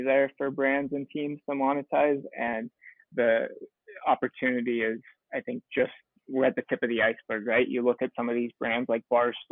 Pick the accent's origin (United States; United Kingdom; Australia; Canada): United States; Michigan; moved away as an adult; also born or lived in San Diego, United States; now in Phoenix, United States; I grew up in Michigan, went to grad school at San Diego State